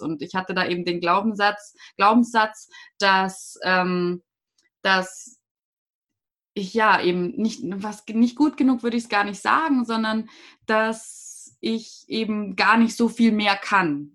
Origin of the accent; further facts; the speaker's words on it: a small town north of Munich, Bavaria, Germany; Also ich komme ja nicht direkt aus München, ich komme aus dem Norden, aus einer kleinen Stadt davor